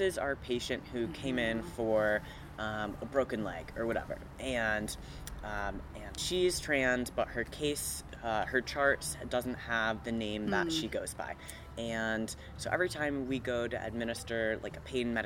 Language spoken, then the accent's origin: English; Midwest, United States; now in Arizona, United States; But I grew up in the Midwest, which was a little bit more conservative, and now we're here in Arizona